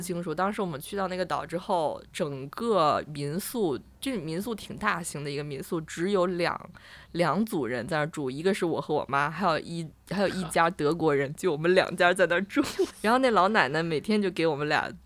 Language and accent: Chinese; northern China, China; 我虽然我是北方人，但我也，我们的冬天平均对。零下十几度差不多了